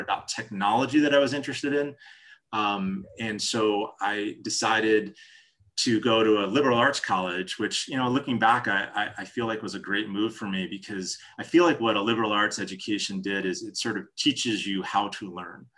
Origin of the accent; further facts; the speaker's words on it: New Jersey, United States; moved away; I'm from New Jersey originally.